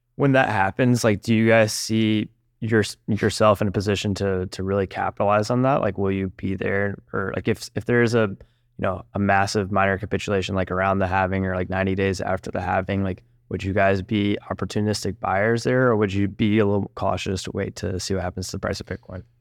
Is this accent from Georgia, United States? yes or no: yes; Georgia, United States; I'm from Georgia